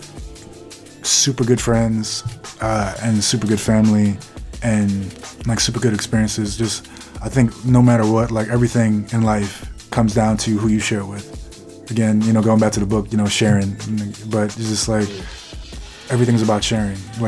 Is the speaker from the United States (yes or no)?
no; Jamaica; I'm Jamaican, like that is in my essence